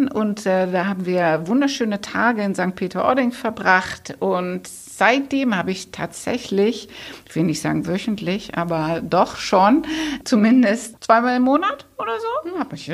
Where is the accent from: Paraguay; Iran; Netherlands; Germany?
Netherlands; accent: Dutch; German is a second language; ich hoffe, ihr habt neben meinem holländischen Akzent auch diesen sehr schönen französischen Akzent von ihr genossen